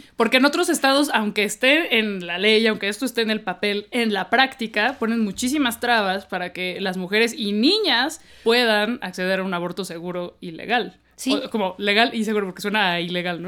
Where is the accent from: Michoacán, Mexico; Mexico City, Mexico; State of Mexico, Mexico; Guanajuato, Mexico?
Mexico City, Mexico; aquí somos chilangas horribles